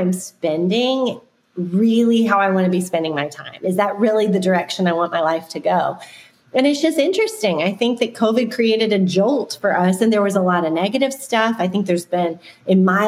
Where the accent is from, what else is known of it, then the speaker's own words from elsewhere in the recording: Florida, United States; When I was growing up, I grew up in Florida